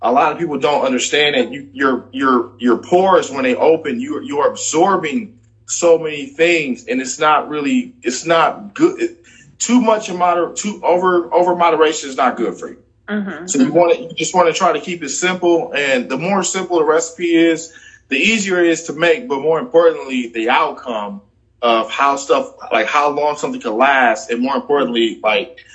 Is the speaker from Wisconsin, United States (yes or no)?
yes; Milwaukee, Wisconsin, United States; moved away as an adult; now in Houston, United States; I am originally from Milwaukee, Wisconsin.